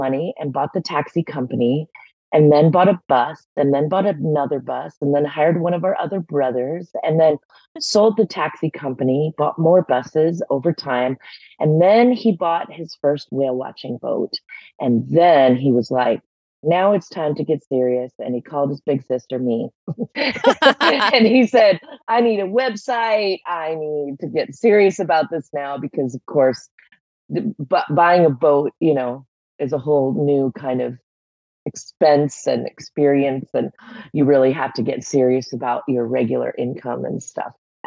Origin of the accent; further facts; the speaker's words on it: Hawaii, United States; moved away as an adult; now in Juneau, United States; I'm from Hawaii